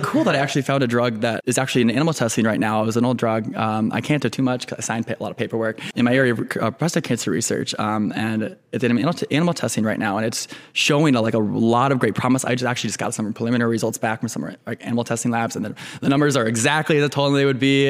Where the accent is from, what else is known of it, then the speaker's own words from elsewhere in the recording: Cedar Rapids, Iowa, United States; moved away as an adult; also born or lived in California / Minneapolis; now in Chicago, United States; I grew up in Eastern Iowa, Cedar Rapids